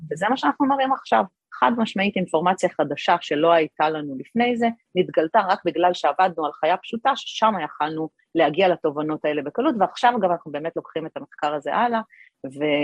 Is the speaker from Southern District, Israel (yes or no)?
no; Kiryat Ata, Haifa District, Israel; גדלתי בקריית אתא, אחרי זה עברנו לחיפה, אבל אה, גדלתי בקריית אתא